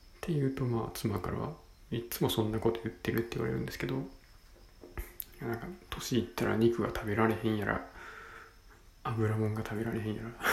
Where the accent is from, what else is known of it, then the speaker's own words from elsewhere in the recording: Senshu, Osaka, Japan; 地元は大阪の泉州